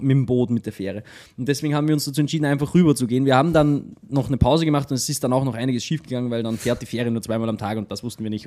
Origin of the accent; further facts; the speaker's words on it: Austria; also born or lived in Linz; bei uns in Österreich